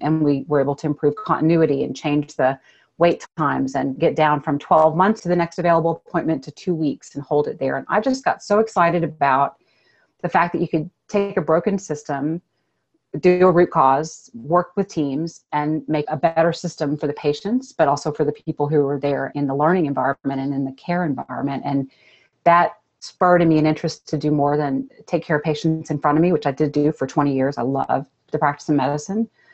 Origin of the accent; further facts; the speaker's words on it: Austin, Texas, United States; growing up in Austin, Texas